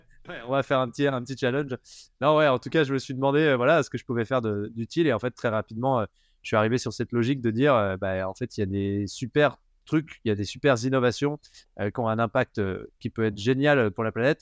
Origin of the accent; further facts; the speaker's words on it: Haut-Doubs, Bourgogne-Franche-Comté, France; Je viens d'un petit village euh, de 200 habitants euh, dans le haut budget